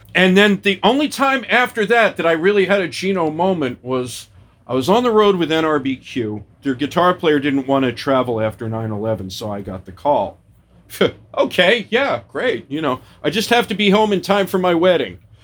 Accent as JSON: {"language": "English", "town": "Philadelphia", "region": "Pennsylvania", "country": "United States", "said": "as a Philadelphian"}